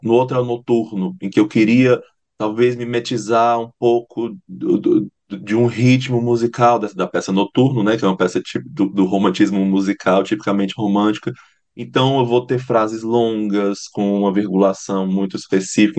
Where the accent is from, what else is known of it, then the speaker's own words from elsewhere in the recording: Fortaleza, Ceará, Brazil; moved away as an adult; also born or lived in Paranaguá; now in Curitiba, Brazil; amo Fortaleza, amo, meu, amo o lugar de onde eu venho